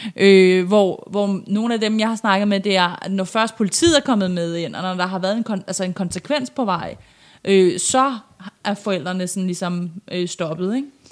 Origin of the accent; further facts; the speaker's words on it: Iran; now in Denmark; kommer jeg jo oprindeligt fra Iran